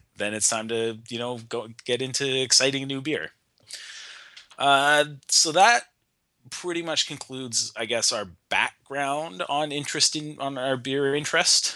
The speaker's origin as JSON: {"language": "English", "town": "Nanaimo", "region": "British Columbia", "country": "Canada", "tie": "born or raised there", "said": "my hometown in Nanaimo"}